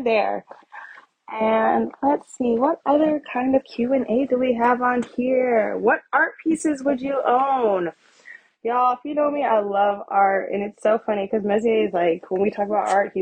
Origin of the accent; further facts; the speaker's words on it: United States; I'm just American who happens to be Black.